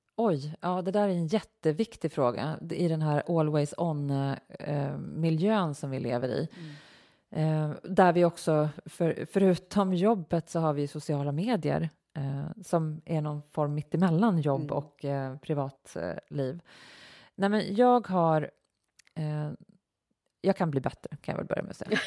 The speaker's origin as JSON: {"language": "Swedish", "town": "Uppsala", "region": "Uppsala County", "country": "Sweden", "tie": "born or raised there", "also_born_or_lived": "Knivsta", "said": "vi flyttade från Uppsala till Knivsta"}